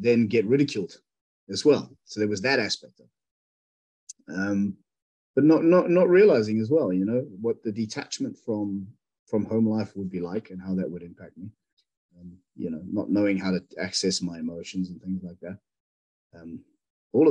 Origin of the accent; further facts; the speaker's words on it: South Africa; now in United Kingdom; growing up in South Africa